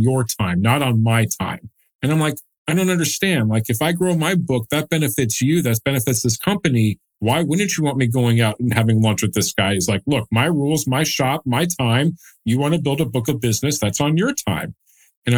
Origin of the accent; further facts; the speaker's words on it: Dallas, Texas, United States; also born or lived in Austin; I'm born and raised in Dallas, went to the University of Texas at Austin